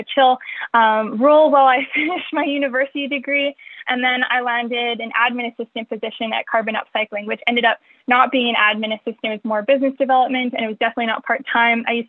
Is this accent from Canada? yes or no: yes; Calgary, Alberta, Canada; I'm born and raised in Calgary, which we're currently located in right now